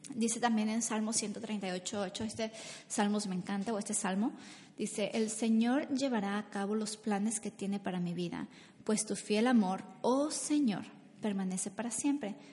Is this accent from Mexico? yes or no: yes; Mexico; moved away; Yo soy de México donde nos bañábamos como dos veces al, al día a veces